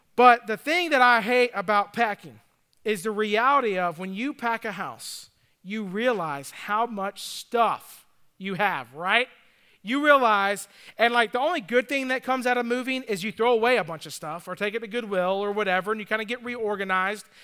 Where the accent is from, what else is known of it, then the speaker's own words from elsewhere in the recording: Atlanta, Georgia, United States; also born or lived in Nashville; now in Greenville, United States; growing up in Atlanta